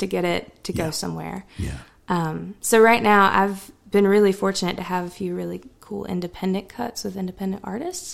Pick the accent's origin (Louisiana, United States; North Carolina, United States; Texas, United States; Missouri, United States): North Carolina, United States; All of North Carolina is all of our hometowns because yeah. we've all we all have family and friends in different places, and I feel like I grew up in all of them.